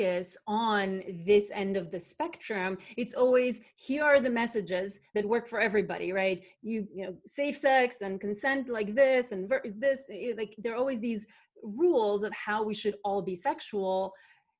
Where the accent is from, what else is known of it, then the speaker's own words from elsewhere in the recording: North Macedonia; where I was growing up in Macedonia, small southeastern country in that used to be part of former Yugoslavia